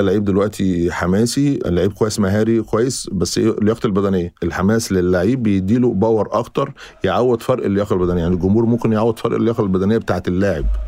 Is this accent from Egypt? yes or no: yes; Egypt; احنا ك مصريين